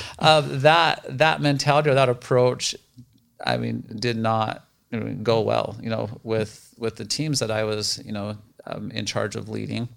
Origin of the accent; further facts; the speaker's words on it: Roosevelt, Utah, United States; moved away as an adult; also born or lived in Ohio; now in Arizona, United States; I grew up in Roosevelt, Utah. We're about two and a half hours east of Salt Lake City